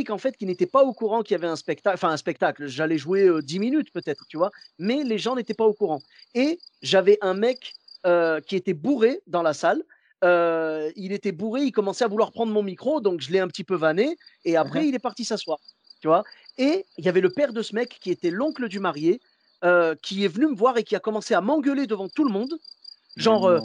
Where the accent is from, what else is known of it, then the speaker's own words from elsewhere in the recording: Morocco; Moi, je suis marocain.